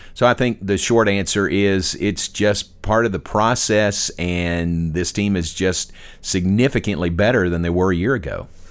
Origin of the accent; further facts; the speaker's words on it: Danville, Kentucky, United States; moved away as an adult; also born or lived in Louisville, Kentucky / Waco, Texas; I grew up in Kentucky listening to Kaywood Ledford